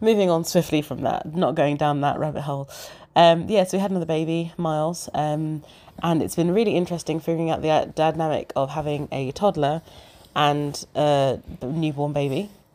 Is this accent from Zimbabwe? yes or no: yes; Zimbabwe; now in United Kingdom; I'm from, I'm from Zimbabwe.